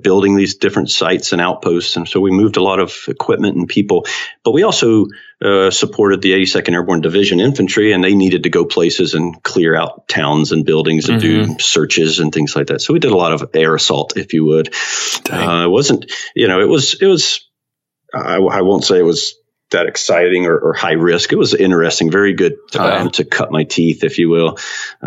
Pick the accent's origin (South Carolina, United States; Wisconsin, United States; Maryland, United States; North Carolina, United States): North Carolina, United States; Central; I grew up in Central North Carolina